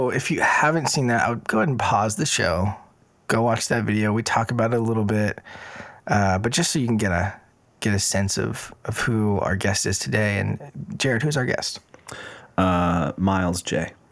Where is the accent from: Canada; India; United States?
Canada; yeah I grew up in Canada.